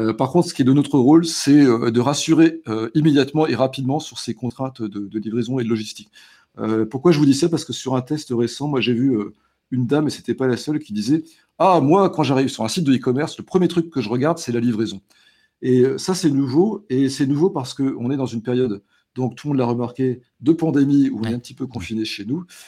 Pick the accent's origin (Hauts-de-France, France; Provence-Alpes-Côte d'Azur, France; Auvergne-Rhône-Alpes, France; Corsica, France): Hauts-de-France, France; the Nord; chez nous dans le Nord